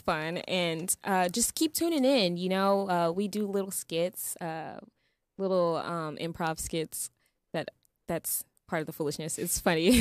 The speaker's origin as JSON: {"language": "English", "region": "Texas", "country": "United States", "tie": "born or raised there", "also_born_or_lived": "California", "moved": "yes", "lives_now": "Los Angeles, United States", "said": "I was born in California, so you know, but we lived in Texas"}